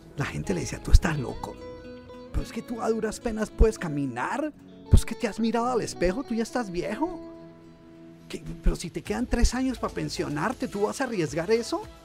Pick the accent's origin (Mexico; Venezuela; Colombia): Colombia; moved away as an adult; now in United States; yo soy originalmente de Colombia